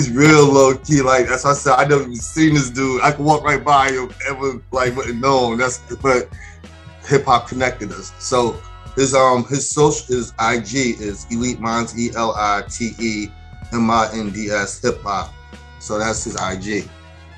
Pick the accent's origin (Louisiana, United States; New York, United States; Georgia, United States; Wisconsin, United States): New York, United States; Mount Vernon; I grew up in Mount Vernon, New York. Shout to 914